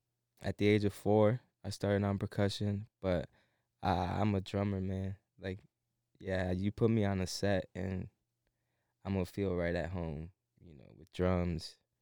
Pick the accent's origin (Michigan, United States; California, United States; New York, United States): New York, United States; Buffalo; Yeah, baby, 716.